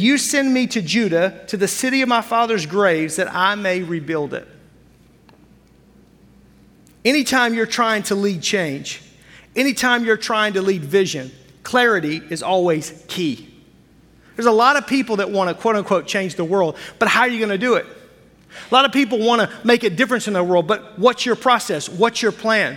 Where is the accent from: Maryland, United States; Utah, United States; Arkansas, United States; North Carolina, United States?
Arkansas, United States; Fort Smith; now in Wisconsin, United States; I grew up in Fort Smith, Arkansas, the town about the size of Appleton